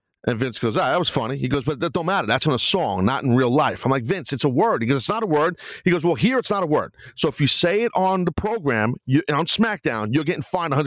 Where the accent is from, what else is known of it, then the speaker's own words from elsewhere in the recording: New York, United States; accent: New York; I have really bad, obviously, New York accent